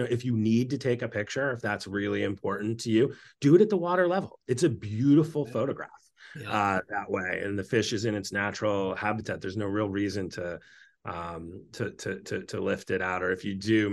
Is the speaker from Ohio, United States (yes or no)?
no; Western Maine, United States; I grew up in Maine